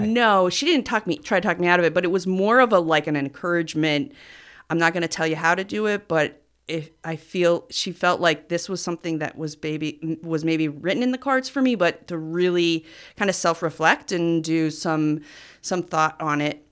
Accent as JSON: {"language": "English", "town": "Cliff Haven", "region": "New York", "country": "United States", "said": "We're from Cliff Haven"}